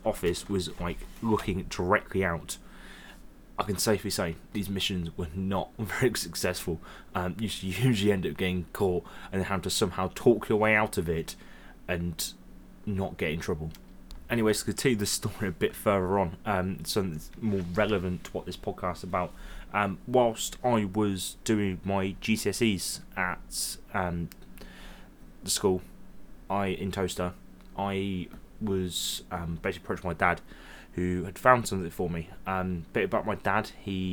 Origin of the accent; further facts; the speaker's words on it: Towcester, East Midlands, United Kingdom; also born or lived in Witherdhulse; growing up here